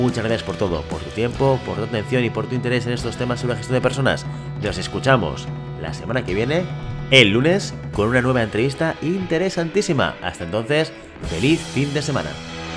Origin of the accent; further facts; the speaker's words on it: Catalonia, Spain; yo estoy en Cataluña, yo soy catalán